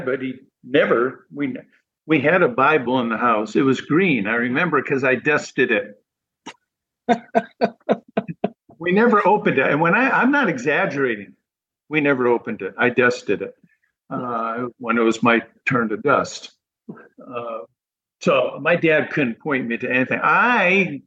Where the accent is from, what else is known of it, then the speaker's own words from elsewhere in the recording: New England, United States; moved away as an adult; now in Florida, United States; I grew up in New England